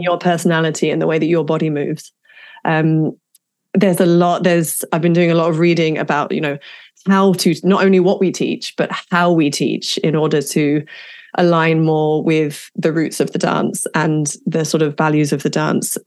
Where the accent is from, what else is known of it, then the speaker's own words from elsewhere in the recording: England, United Kingdom; growing up in England